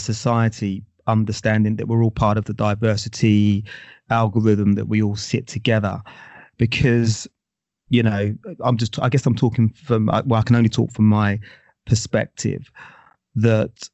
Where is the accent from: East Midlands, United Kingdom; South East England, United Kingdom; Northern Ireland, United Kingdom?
South East England, United Kingdom; Basingstoke; also born or lived in London; my sort of family are sort of West Indies, but I was born in London, but raised in Basingstoke